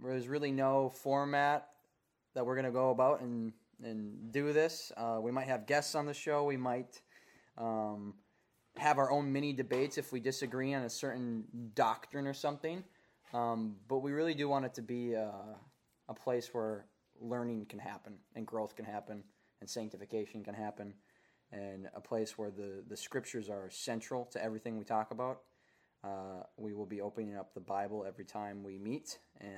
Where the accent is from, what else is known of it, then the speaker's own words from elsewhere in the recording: Minnesota, United States; moved away as an adult; now in North Dakota, United States; I was born in Minnesota, grew up in Minnesota, went to college at North Dakota State University